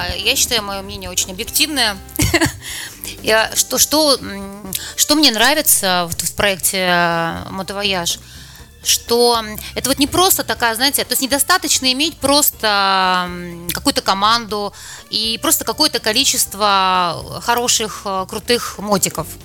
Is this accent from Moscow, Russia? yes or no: no; Saint Petersburg, Russia; Вот я вроде родилась в Петербурге и живу всю жизнь в Петербурге, но я очень многих нюансов не знала до встречи с Андреем